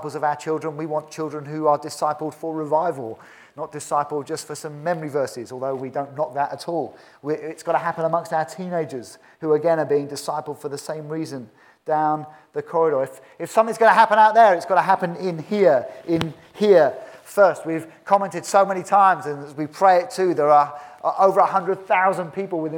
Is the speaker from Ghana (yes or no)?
no; United Kingdom; In my 47 years, I've never seen genuine revival in this country